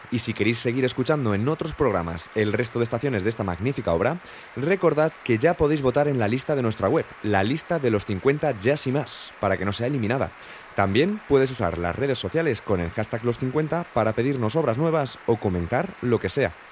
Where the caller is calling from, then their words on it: Córdoba, Andalusia, Spain; de Córdoba